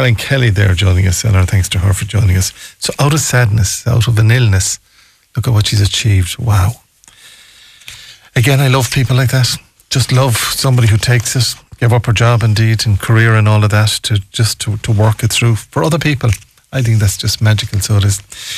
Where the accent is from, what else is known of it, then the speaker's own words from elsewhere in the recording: Ireland; But we have to believe that, I suppose, the way we grew up in Ireland.